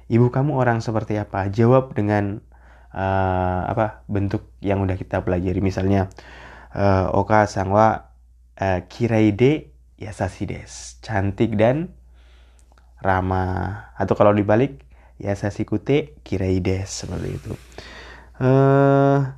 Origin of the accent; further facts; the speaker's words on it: Jakarta, Indonesia; Jakarta ramai banget Jakarta kotaku sensei orang Jakarta ya saya orang Jakarta